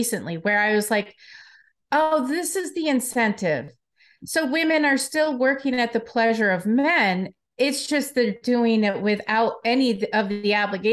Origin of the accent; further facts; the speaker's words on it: Detroit, Michigan, United States; moved away; I'm from Detroit originally